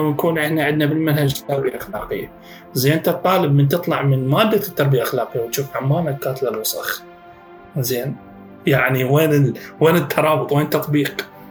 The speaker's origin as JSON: {"language": "Arabic", "country": "Iraq", "said": "عندنا بالعراق"}